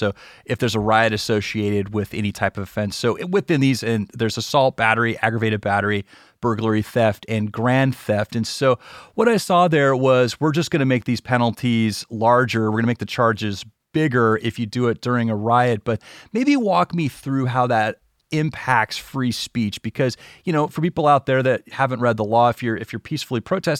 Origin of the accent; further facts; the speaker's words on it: Gulf South, United States; Yeah, you know, I grew up in the Gulf South, and, you know, I remember my dad would take me around and kind of show me places